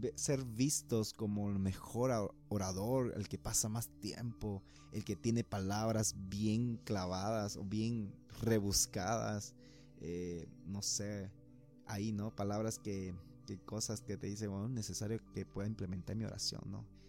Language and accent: Spanish; Puerto Quijarro, Santa Cruz, Bolivia; moved away as an adult; now in Santa Cruz de la Sierra, Bolivia; cuando yo vine de Puerto Quijarras a Santa Cruz, ya salido de, bachiller, de la promoción, para decidir estudiar una carrera